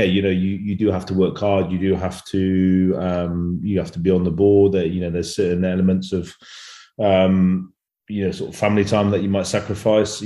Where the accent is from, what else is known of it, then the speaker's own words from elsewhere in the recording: England, United Kingdom; moved away as an adult; now in France; a 33-year-old Englishman